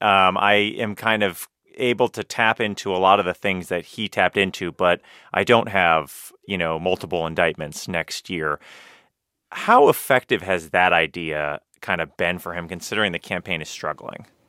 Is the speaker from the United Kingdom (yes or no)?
no; Florida, United States; my home state of Florida